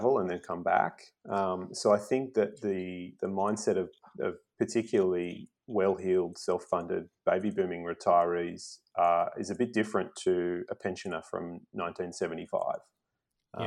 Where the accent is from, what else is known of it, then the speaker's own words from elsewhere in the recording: Sydney, New South Wales, Australia; moved away as an adult; also born or lived in South Coast, New South Wales; I grew up in Sydney and left 12 years ago